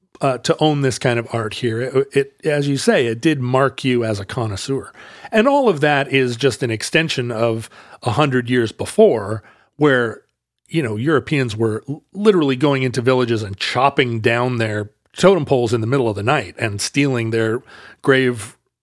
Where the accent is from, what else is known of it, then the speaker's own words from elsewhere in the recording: Pacific Northwest, United States; from the standpoint of someone growing up in the Northwest who saw that kind of decorative art and thought of it as, yeah, a thing that married you to the region in a way.